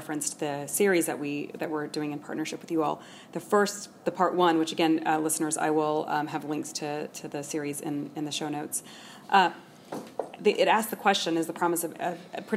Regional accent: San Francisco, California, United States; I'm from San Francisco

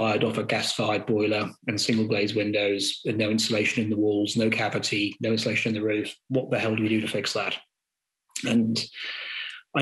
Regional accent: Gorleston, East of England, United Kingdom; also born or lived in Norwich; I grew up in Goulston, which is equidistant between Great Yarmouth and Lowestoft

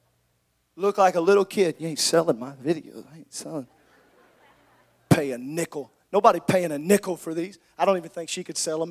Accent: Southern Illinois, United States; I grew up in Southern Illinois.

